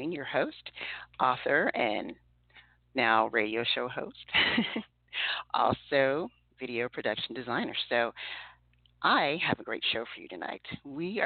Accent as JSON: {"language": "English", "region": "Texas", "country": "United States", "tie": "born or raised there", "also_born_or_lived": "New Orleans, Louisiana", "said": "I grew up in Texas as well in my formative years"}